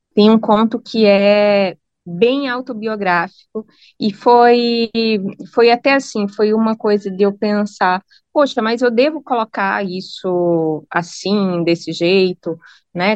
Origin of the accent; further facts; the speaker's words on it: Brazil; also born or lived in Norwich; como brasileira que ganha em real